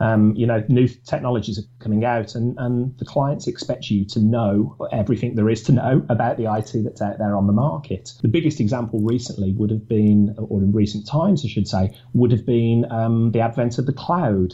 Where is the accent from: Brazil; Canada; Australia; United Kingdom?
United Kingdom; Birmingham, West Midlands; also born or lived in Newcastle upon Tyne / Manchester; I'm from Birmingham, and that's where I was born and bred.